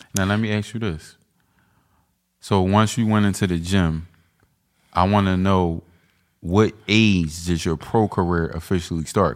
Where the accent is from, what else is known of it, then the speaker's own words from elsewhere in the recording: Philadelphia, Pennsylvania, United States; I'm from twentieth and McAllen